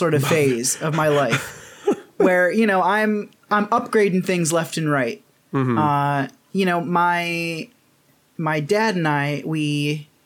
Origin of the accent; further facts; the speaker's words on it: Michigan, United States; moved away as an adult; also born or lived in New York; now in Japan; when I moved from New York, I moved back home for a little bit in Michigan.